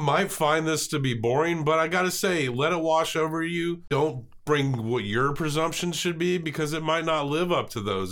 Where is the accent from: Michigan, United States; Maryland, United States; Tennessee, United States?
Tennessee, United States; Montgomery County; accent: Southern; where I grew up in Montgomery County, it borders Kentucky